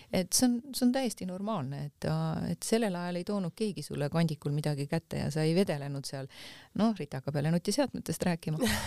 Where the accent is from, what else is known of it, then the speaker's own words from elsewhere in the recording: Tammiku, Lääne-Viru County, Estonia; ma olen pärit Tammiku külast, mis on siis ähm, Rakk Jõgeva vahel mm. -hmm. et, äh, et seal kandis on väike Maarja ja Simuna ja sellised kohad ehk Emumäe külje alt täiesti. ja, ja seal on, seal mu lapsepõlv on möödunud